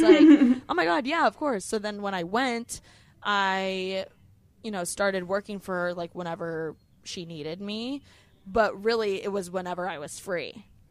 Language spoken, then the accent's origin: English; Bloomington, Indiana, United States; moved away as an adult; now in Los Angeles, United States; I am from Bloomington, Indiana. I was born in a small college town